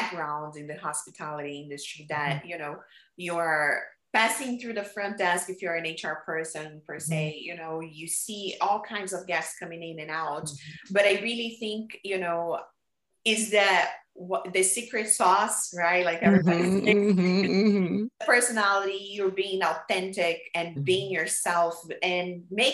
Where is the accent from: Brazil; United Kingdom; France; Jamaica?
Brazil; moved away; I'm a woman, I'm from Brazil, I'm Latina